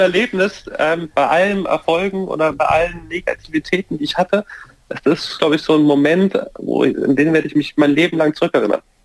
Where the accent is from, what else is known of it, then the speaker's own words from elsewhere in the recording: Bayreuth, Bavaria, Germany; accent: Franconian; weil ich aus der fränkischen Seite von Bayern komme. Ich komme aus Bayreuth